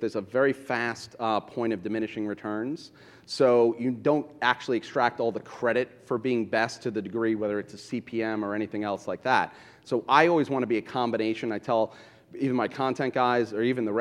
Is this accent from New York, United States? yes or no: yes; New York City, New York, United States; I grew up in Brooklyn listening to hip-hop and going to Fulton for my sneakers